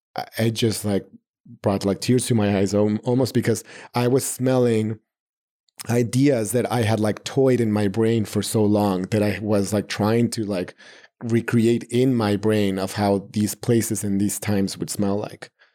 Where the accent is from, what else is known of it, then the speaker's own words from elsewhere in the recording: Mexico City, Mexico; moved away as an adult; now in New York City, United States; I'm born and raised in Mexico City, uh, all my family is there.